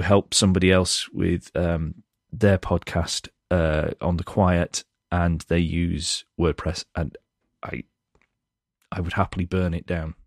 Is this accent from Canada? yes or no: no; United Kingdom; I'm British